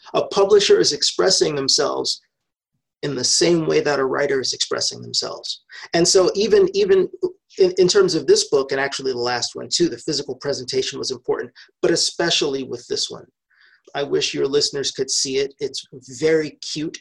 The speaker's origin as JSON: {"language": "English", "region": "New York", "country": "United States", "tie": "born or raised there", "moved": "yes", "said": "I was born and raised in New York"}